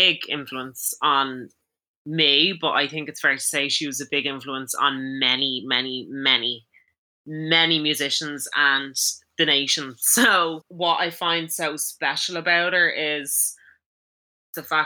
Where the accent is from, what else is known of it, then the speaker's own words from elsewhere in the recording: Ireland; Growing up in Ireland